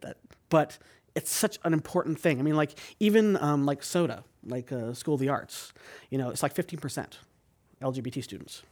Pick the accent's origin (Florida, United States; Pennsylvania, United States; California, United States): California, United States; San Jose; now in San Francisco, United States; I grew up in San Jose.